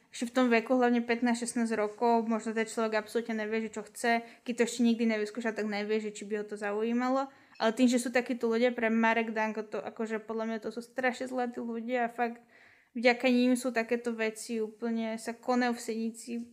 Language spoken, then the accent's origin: Slovak; Kunov, Trnava Region, Slovakia; ja som z Kunove inak